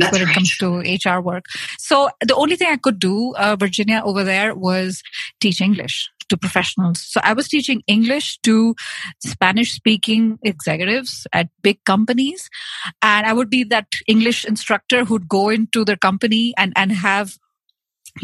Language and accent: English; New Delhi, Delhi, India; moved away as an adult; also born or lived in Uruguay / Chile / France; So born and brought up in New Delhi. I'm 100% Indian.